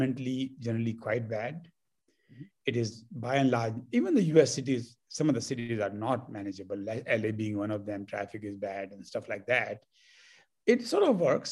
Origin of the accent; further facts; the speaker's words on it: Delhi, India; moved away as an adult; also born or lived in Los Angeles, United States; now in Bay Area, United States; I grew up in Delhi, and I only lived in Delhi